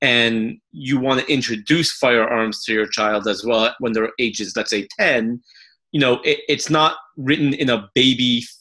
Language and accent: English; Los Angeles, California, United States; I grew up in Los Angeles, where in a very apolitical family